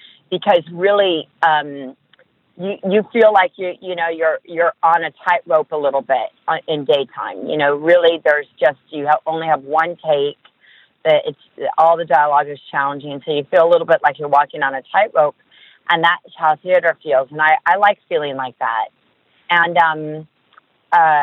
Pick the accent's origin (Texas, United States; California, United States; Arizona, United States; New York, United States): California, United States; Los Angeles; I'm from Los Angeles